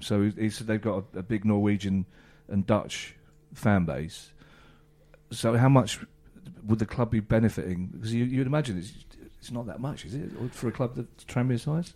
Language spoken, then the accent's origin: English; Donegal, Ulster, Ireland; I'm from Donegal. I was twenty-five before I was made aware of the existence of other counties in Ireland.